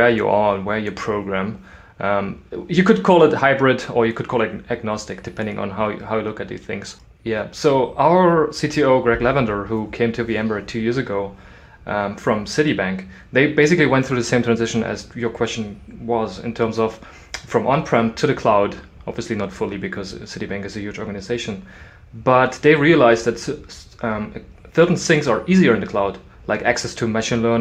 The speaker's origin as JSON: {"language": "English", "region": "East Germany", "country": "Germany", "tie": "born or raised there", "second_language": "English", "said": "I grew up in East Germany and I was 7 years old"}